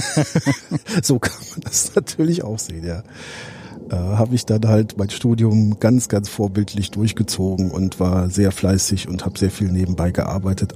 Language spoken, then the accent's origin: German; Alsdorf, North Rhine-Westphalia, Germany; also born or lived in Herzogenrath; ich komme hier aus dem Raum Aachen, ursprünglich aus äh, Alsdorf